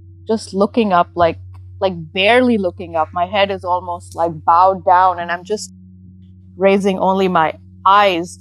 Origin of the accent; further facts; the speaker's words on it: Pakistan; moved away as an adult; now in United States; I was, you know, pretty much born and raised, schooled in Pakistan up to the level of medical school